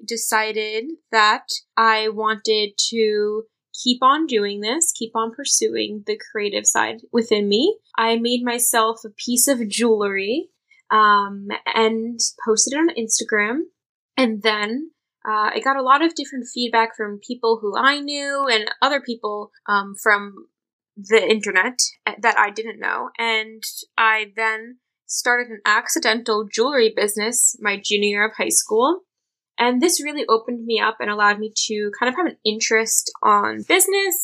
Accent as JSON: {"language": "English", "town": "New York City", "region": "New York", "country": "United States", "tie": "born or raised there", "said": "I was born and raised in New York City"}